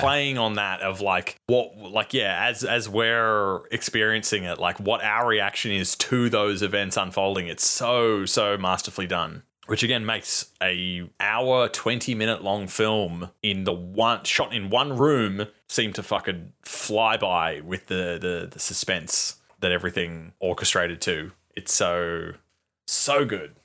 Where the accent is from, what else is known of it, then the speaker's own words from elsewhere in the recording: Australia; we're fucking from Australia